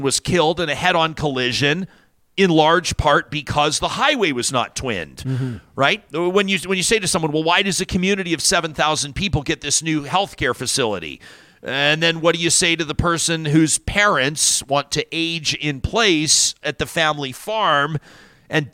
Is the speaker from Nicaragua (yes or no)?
no; Calgary, Alberta, Canada; I grew up in Calgary